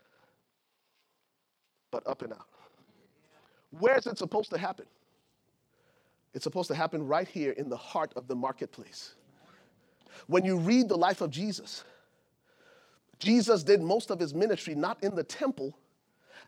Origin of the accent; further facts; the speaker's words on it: Liberia; moved away; I'm from Liberia, West Africa.